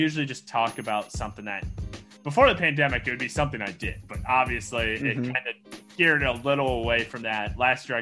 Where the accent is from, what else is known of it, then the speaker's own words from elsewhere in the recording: Traer, Iowa, United States; I grew up in a farm in between Traer and Dysart, Iowa